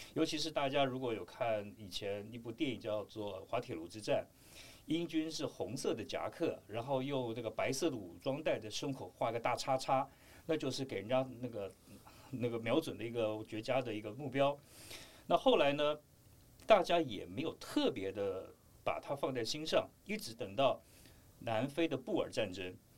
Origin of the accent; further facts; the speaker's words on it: Taiwan; 我们台湾这边对二一式迷彩基本上的了解是非常非常地少的